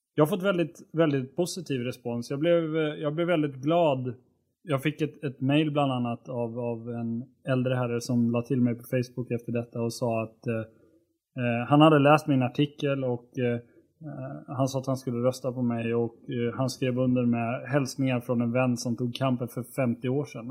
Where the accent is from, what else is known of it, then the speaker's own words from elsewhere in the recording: Borlänge, Dalarna County, Sweden; det län där jag kommer ifrån, nämligen Dalarna.